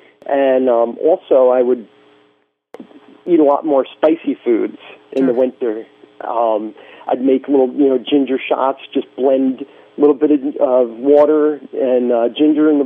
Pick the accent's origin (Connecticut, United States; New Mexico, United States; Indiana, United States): Connecticut, United States; my old hometown where, you know, back when I was a teenager